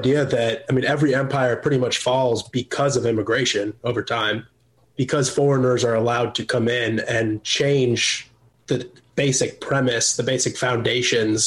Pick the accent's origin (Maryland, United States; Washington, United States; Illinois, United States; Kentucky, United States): Illinois, United States; also born or lived in California; now in Nashville, United States; So I'm originally from Illinois. I lived in California for 10 years. Now I'm in Tennessee